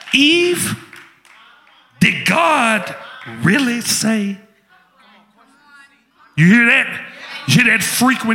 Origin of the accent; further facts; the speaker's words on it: Memphis, Tennessee, United States; I told you, I'm from Memphis.